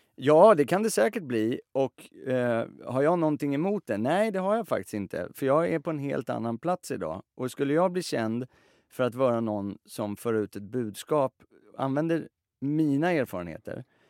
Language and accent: Swedish; Sweden; vi är alla, vi är svenskar och svenska på det sättet att i alla fall jag är uppväxt med